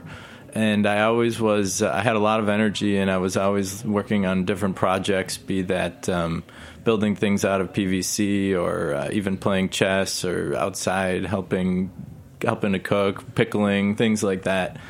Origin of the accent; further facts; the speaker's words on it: a suburb of Milwaukee, Wisconsin, United States; now in New York City, United States; I specifically grew up in a suburb of Milwaukee